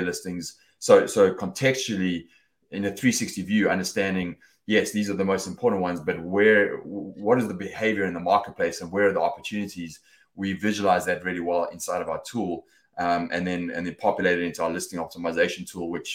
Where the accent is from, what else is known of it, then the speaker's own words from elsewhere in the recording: South Africa; moved away as an adult; also born or lived in United Kingdom; now in Los Angeles, United States; I was born and raised in South Africa